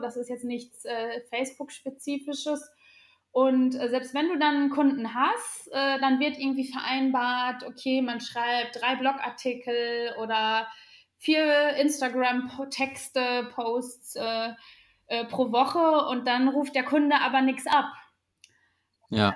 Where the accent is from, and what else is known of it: Sauerland, North Rhine-Westphalia, Germany; born or raised there